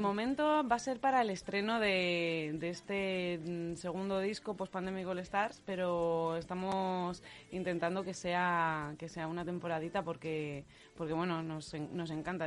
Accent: Leganés, Community of Madrid, Spain; en Radio Leganés, que además somos todos de Leganés

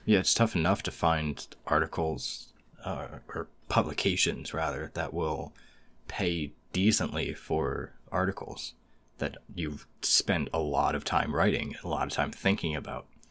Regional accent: United States

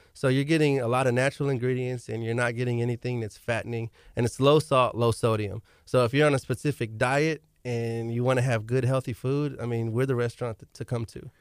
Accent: Galveston, Texas, United States; I'm from Galveston as well

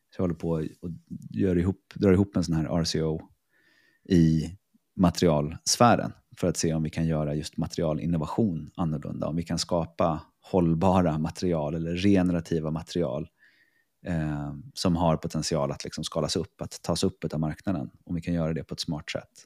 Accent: Stockholm, Stockholm County, Sweden; moved away as an adult; also born or lived in Piteå; now in Reykjavik, Iceland; jag är från Stockholm, eh, för det mesta

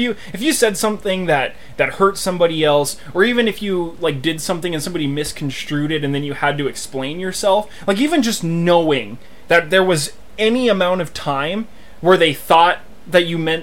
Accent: Wyoming, United States; I was born in County 11 in Wyoming.

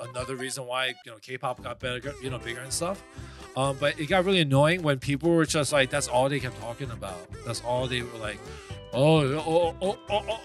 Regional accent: New York City, New York, United States; I was born and raised in New York, Queens, but I'm Korean

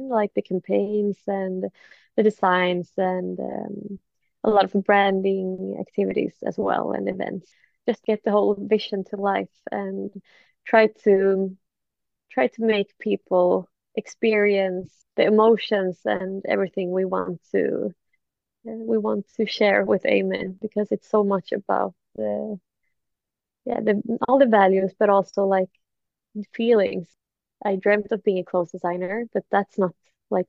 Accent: Sweden; I'm from Sweden

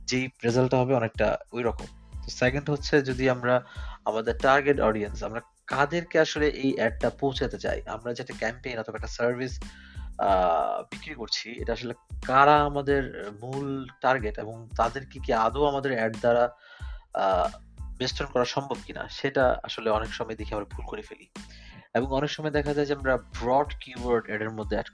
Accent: Bangladesh; now in Germany; আমি একজন বাংলাদেশি জার্মান প্রবাসী

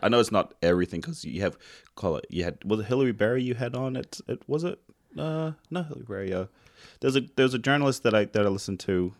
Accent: New Zealand; moved away; I'm from New Zealand

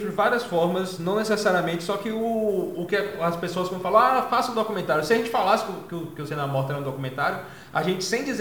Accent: Salvador, Bahia, Brazil; eu sou de Salvador, tem um fanzine aqui

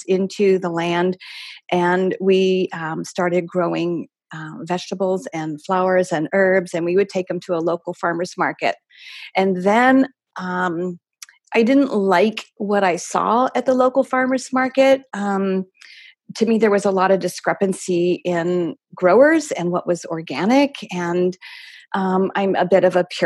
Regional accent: East Coast, United States; also born or lived in Scottsdale, Arizona; now in Arizona, United States; Originally back east, Michael and I both

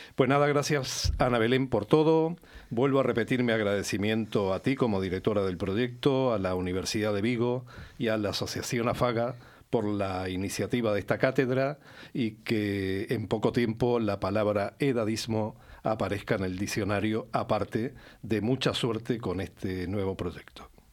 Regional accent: Uruguay; now in Málaga, Spain; yo nací en Uruguay, me he criado en Uruguay.

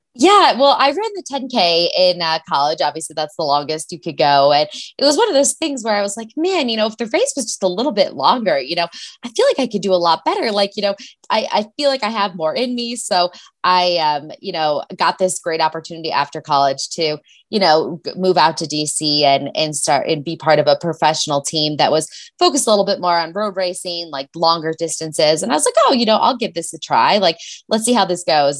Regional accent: Chicago, Illinois, United States; moved away as an adult; also born or lived in Washington; now in Boulder, United States; I'm from Chicago

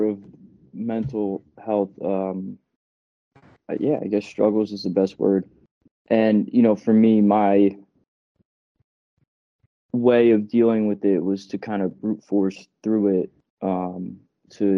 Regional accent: New Jersey, United States; moved away as an adult; also born or lived in Boston; now in Bronx, United States; I grew up in New Jersey

